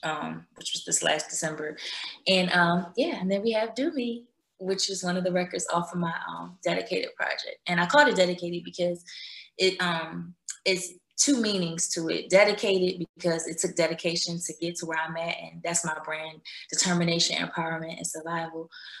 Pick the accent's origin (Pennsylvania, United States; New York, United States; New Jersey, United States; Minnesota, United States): Pennsylvania, United States; Philadelphia; I'm born and raised in Philadelphia.